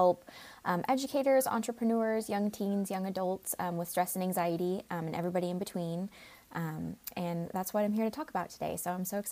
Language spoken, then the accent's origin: English; Folsom, California, United States; I grew up in Folsom, California